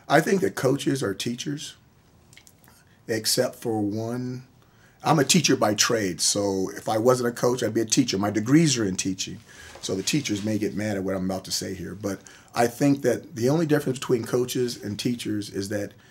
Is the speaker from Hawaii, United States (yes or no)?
yes; Honolulu, Hawaii, United States; born there; also born or lived in Norfolk, Virginia / San Diego, California; grew up on military bases all around the country. I was born in Honolulu, Hawaii. I started uh, kindergarten, first grade in Norfolk, Virginia graduated high school from San Diego, California, and I lived everywhere in between.